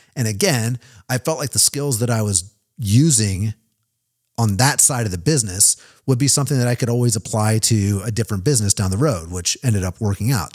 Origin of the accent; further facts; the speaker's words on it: Kansas City, Missouri, United States; moved away as an adult; also born or lived in Nashville, Tennessee; now in Kansas City, United States; Kansas City, my hometown.